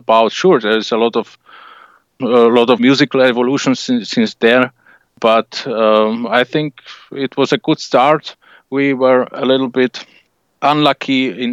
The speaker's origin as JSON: {"language": "English", "country": "Slovakia", "said": "we're from Slovakia"}